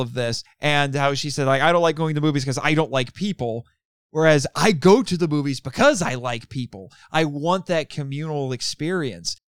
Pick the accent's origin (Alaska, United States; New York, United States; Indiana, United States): Indiana, United States; growing up in Indiana around small cities